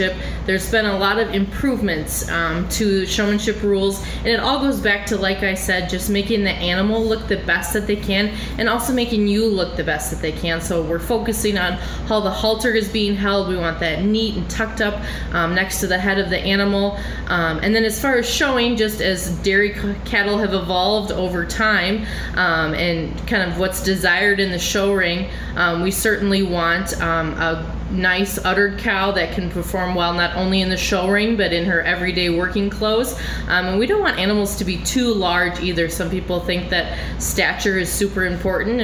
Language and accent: English; Rock County, Wisconsin, United States; I have been judging dairy cattle since I was a young 4-H member in Rock County